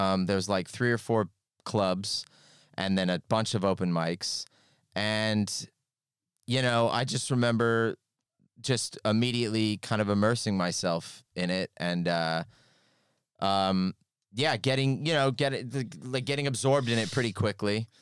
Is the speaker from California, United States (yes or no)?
yes; California, United States; moved away as an adult; now in United Kingdom; I'm from California